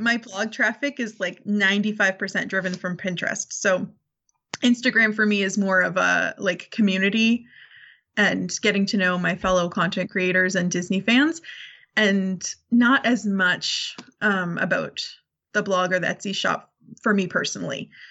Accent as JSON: {"language": "English", "country": "Canada", "said": "I'm Canadian"}